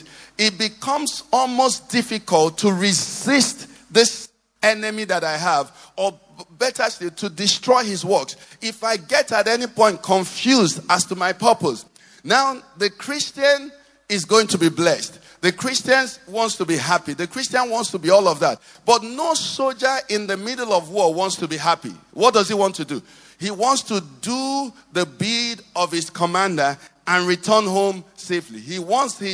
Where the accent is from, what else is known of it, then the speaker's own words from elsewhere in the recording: Nigeria; I'm Nigerian.